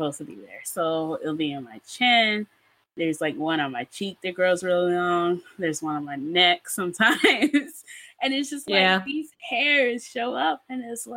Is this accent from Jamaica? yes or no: no; Nigeria; me just being a Nigerian human and just never getting braces